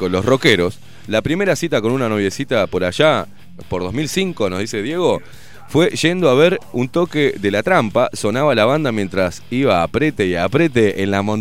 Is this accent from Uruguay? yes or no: yes; Uruguay; now in Germany; Sí, soy uruguaya y vivo.